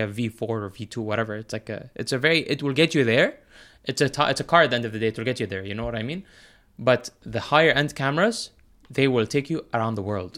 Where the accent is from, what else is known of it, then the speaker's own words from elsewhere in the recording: United Arab Emirates; also born or lived in United States; growing up here, I wasn't confined to, like, the Emirati only club